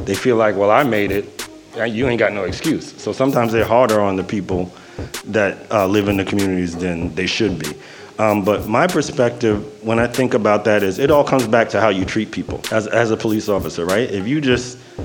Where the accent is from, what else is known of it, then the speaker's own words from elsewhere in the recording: New York City, New York, United States; I grew up in the projects in the Bronx